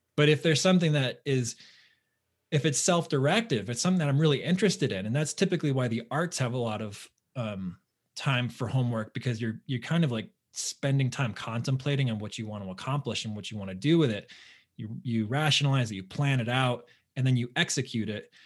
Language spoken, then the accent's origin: English; Southern Connecticut, United States; I grew up in Southern Connecticut, so it, you know, in the New York metro area.